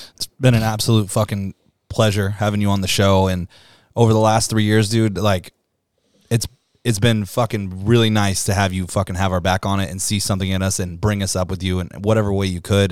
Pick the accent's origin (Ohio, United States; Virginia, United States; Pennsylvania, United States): Virginia, United States; Virginia Beach; now in San Diego, United States; my hometown